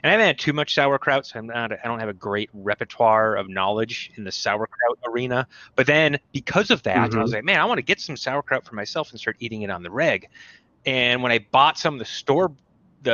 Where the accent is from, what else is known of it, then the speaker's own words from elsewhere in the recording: Minnesota, United States; I'm from Minnesota